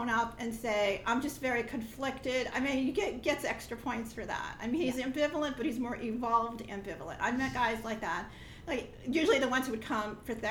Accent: New York, United States; moved away; I'm from New York, and I don't live there anymore though

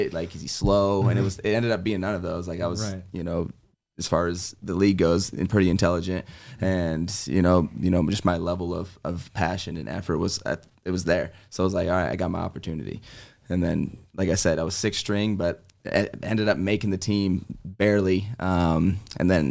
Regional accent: Colorado, United States; I'm from Colorado, grew up on in a little farm town, grew up on a ranch

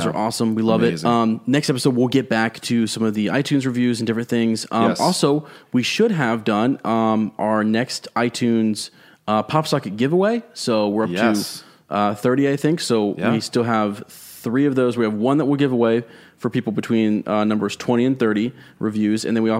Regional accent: Lima, Ohio, United States; The Ohio connection. I've lived in Massachusetts for 30 years, but I was born in Mansfield and raised in Lima.

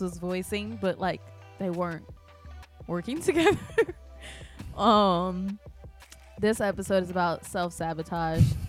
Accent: Midwest, United States; moved away; I grew up in the Midwest

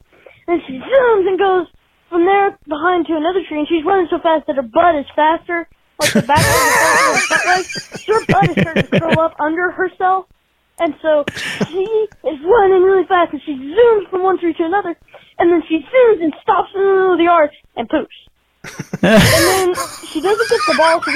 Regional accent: Trenton, Ohio, United States; I'm from Trenton in Ohio.

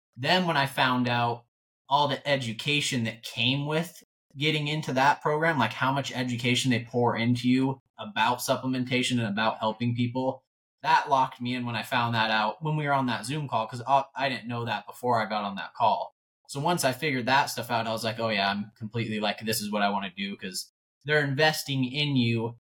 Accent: North Idaho, United States; born and raised in North Idaho. Uh, grew up in a super small town

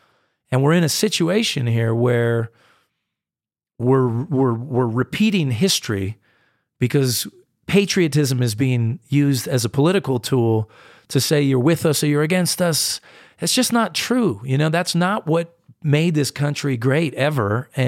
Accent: United States; like, and I'm a distinctly American artist. I mean, I go and I play in Europe, but I really come across as American in so many ways and in so much of my music.

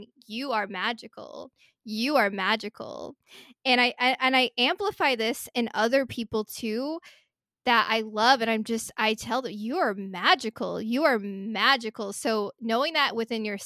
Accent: Hawaii, United States; moved away; when I was really, really little, I grew up in Hawaii

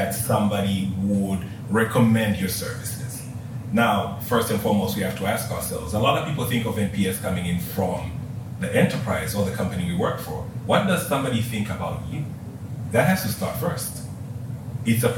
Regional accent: Tanzania; moved away; just in case you couldn't tell from the accent or anything, I'm from Africa. From Tanzania.

